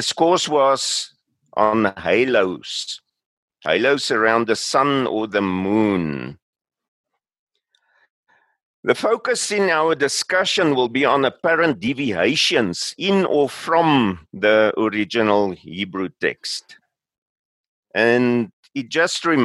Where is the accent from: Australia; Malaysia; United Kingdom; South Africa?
South Africa; also born or lived in Pretoria; I'm from South Africa